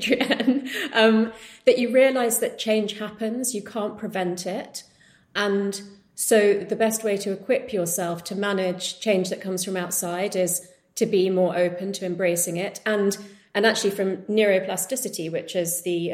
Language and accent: English; United Kingdom; being of Indian heritage growing up in the UK